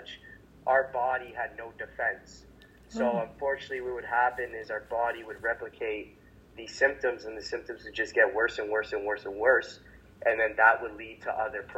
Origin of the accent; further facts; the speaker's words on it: Hamilton, Ontario, Canada; I am from Hamilton, Ontario, Canada, which is about an hour away from Toronto on a good day, depending on traffic